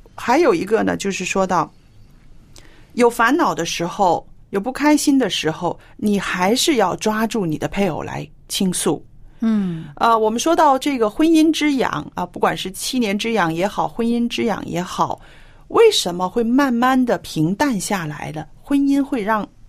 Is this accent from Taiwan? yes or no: no; China; 我是非常典型的那种中国人了